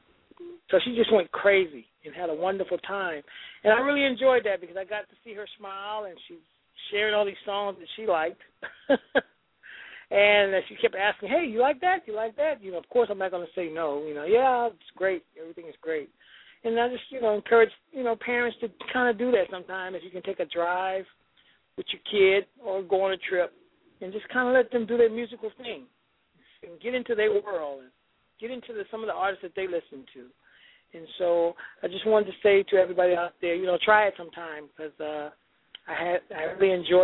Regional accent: New York, United States; I am a Mets fan also because I am actually from New York

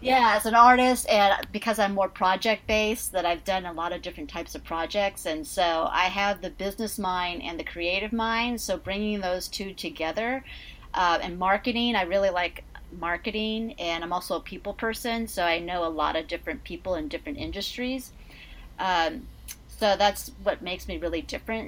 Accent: Seattle, Washington, United States; moved away as an adult; now in New York, United States; I'm actually originally from the Seattle area. I've been actually living in New York, though, for gosh, 27 years

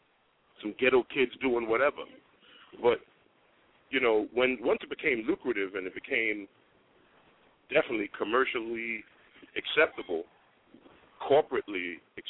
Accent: New York, United States; I was from New York

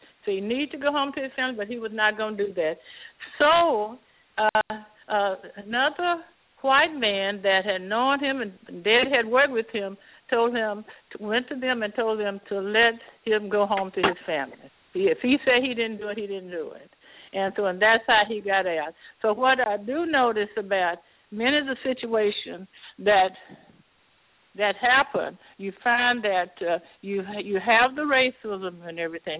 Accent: Fresno, California, United States; Fresno, California. I am.

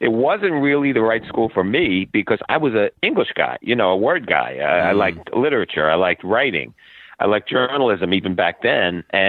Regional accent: Brooklyn, New York, United States; Well, it was idyllic, really. I mean, Bay Ridge, Brooklyn was a melting pot.

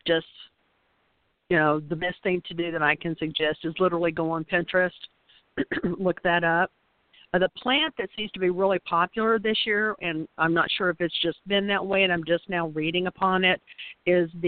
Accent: the South, United States; we were raised in the South, so we are roll tide roll

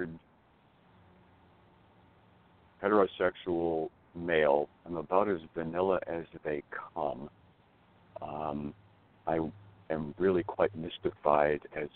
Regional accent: Seattle, Washington, United States; I hail from Seattle, Washington

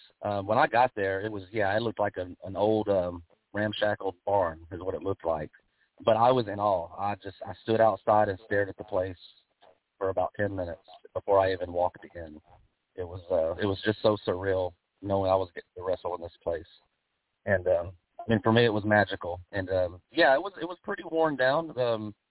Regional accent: Texas, United States; I grew up on Houston wrestling down here in Texas

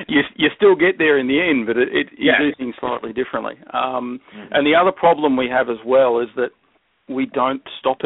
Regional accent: Melbourne, Victoria, Australia; moved away as an adult; now in Queensland, Australia; I grew up in Melbourne, and in Melbourne, that's in the southern end of the country

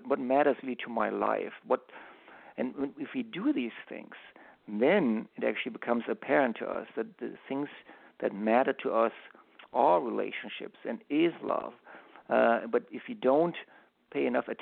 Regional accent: Germany; now in United States; I grew up in Europe, I grew up in Germany, and in Germany we held on to our Sundays

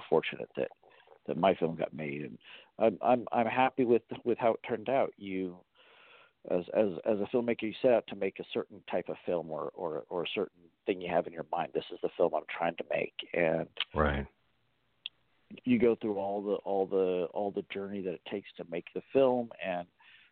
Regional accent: Sonoma County, Northern California, United States; I grew up in Northern California, Sonoma County

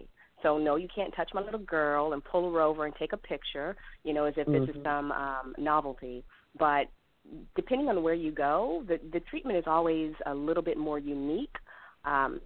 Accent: Germany; now in Raleigh, United States; born in Germany

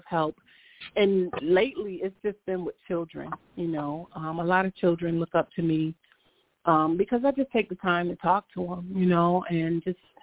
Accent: Rochester, New York, United States; born and raised in Rochester, New York.

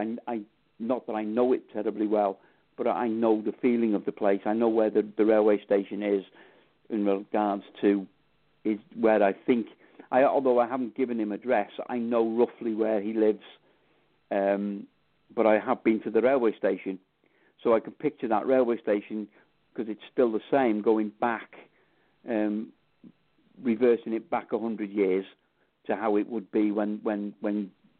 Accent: Wales, United Kingdom; Yes, I am Welsh.

